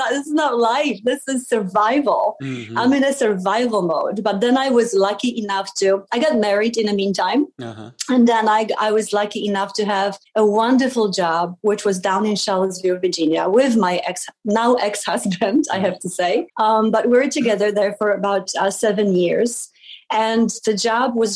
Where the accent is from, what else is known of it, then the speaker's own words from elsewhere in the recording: Poland; moved away; I was born in Poland many, many years ago. It was still a communist country. So my childhood was a little bit of, you know, black and white and gray because of the mood in the country.